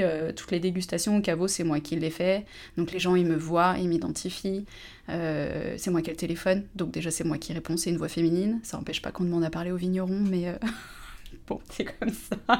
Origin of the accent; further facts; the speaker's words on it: Annecy, Auvergne-Rhône-Alpes, France; moved away as an adult; also born or lived in Lyon / Montpellier; now in La Motte-Servolex, France; j'ai grandi à Annecy, donc je suis de Haute-Savoie